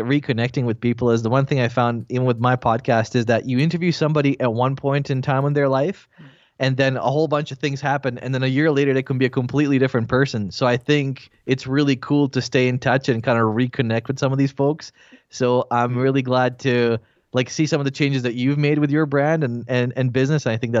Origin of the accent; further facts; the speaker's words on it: Bosnia & Herzegovina; English is a second language; now in Canada; So, I'm originally from Bosnia. Then I'm Croatian, so there's a whole bunch of stuff there that happened. So, because of the war, we left and we immigrated to Canada.